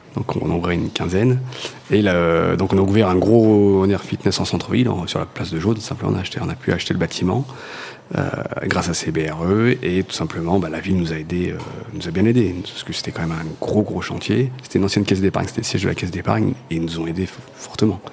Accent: Montluçon, Auvergne-Rhône-Alpes, France; je suis de Montluçon à la base

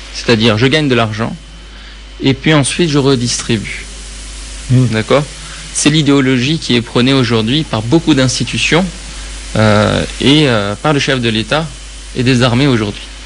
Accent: Tehran, Tehran Province, Iran; je suis né à Téhéran

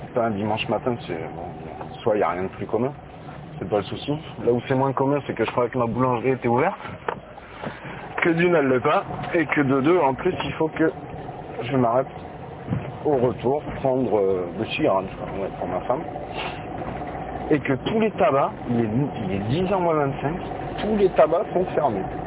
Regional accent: Bordeaux, Nouvelle-Aquitaine, France; je suis de Bordeaux, enfin de la banlieue de Bordeaux, la banlieue externe.

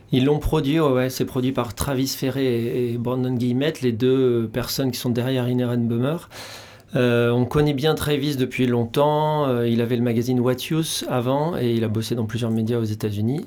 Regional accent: Charente-Maritime, Nouvelle-Aquitaine, France; moved away; Je suis originaire de Charente-Maritime au départ.

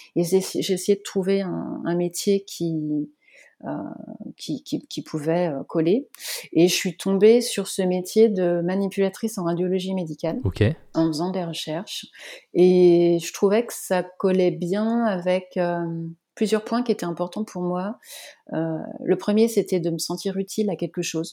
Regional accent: Vendée, Pays de la Loire, France; also born or lived in north of France; now in Nantes, France; Je suis vendéenne

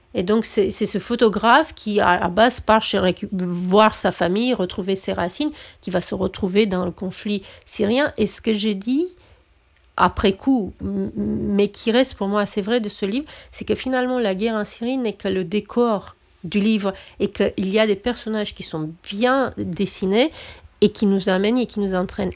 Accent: Romania; moved away; je suis roumaine

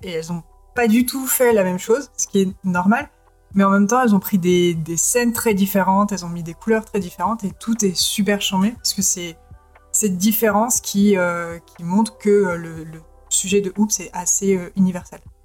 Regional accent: France; chez nous en France

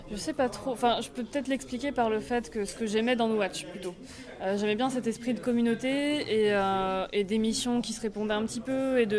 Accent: Rennes, Brittany, France

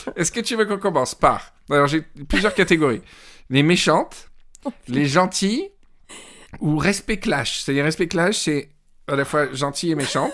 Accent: Mandelieu-la-Napoule, Provence-Alpes-Côte d'Azur, France; je suis parti de Mandelieu et c'est toute mon enfance, tu vois, toute cette côte mandelocienne

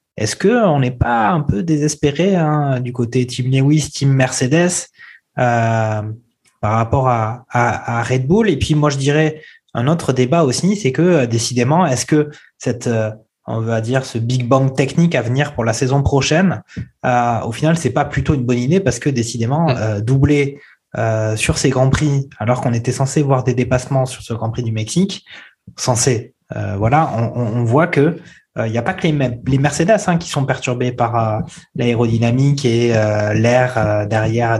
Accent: France; Quand on est français

